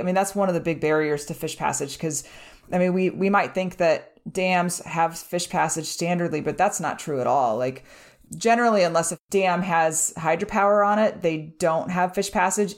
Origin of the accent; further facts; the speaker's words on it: Nebraska, United States; we're from Nebraska.